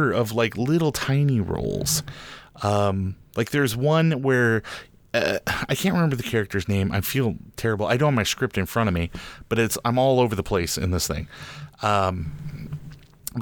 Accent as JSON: {"language": "English", "region": "Central Illinois", "country": "United States", "tie": "born or raised there", "said": "I grew up in Illinois"}